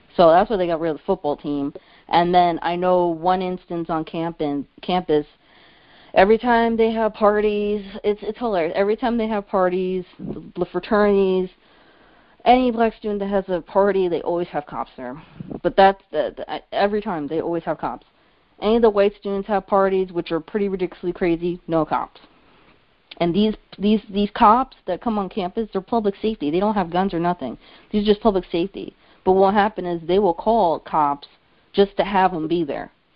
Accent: New Jersey, United States; I was from Central Jersey

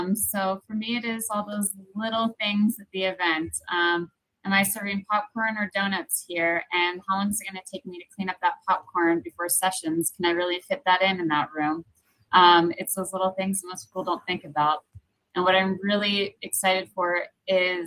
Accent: Georgia, United States; now in Denver, United States; I am from Georgia

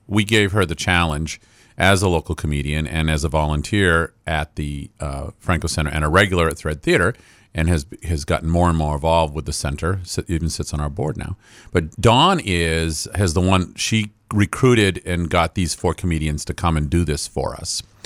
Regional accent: Franklin County, Maine, United States; I am from Franklin County

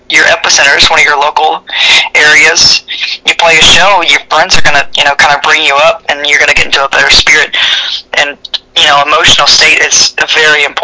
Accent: the South, United States; You know, I grew up in the South, and you know we preach thick skin here

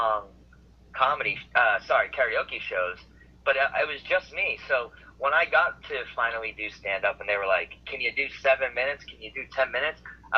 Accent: Milton, Massachusetts, United States; moved away as an adult; also born or lived in New York City; I'm from Milton, Massachusetts, Boston. I grew up here

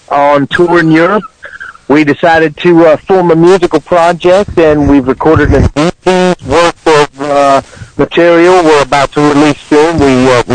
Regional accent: Atlanta, Georgia, United States; We are from Atlanta, Georgia

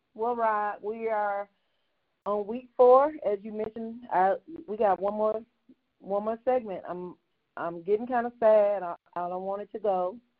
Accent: Mississippi, United States; I'm from Mississippi

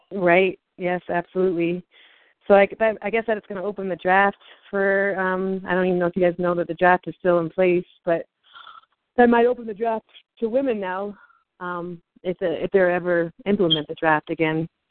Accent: Iowa, United States; moved away; also born or lived in Minnesota / Arkansas; I was born in Iowa. I lived in Minnesota for five years

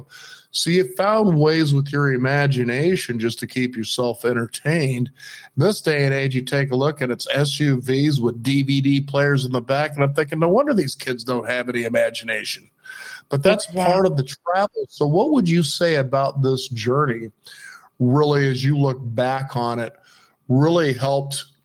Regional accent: California, United States; also born or lived in Texas; I was growing up in Texas, I was in first and second grade, and then we eventually moved back to California

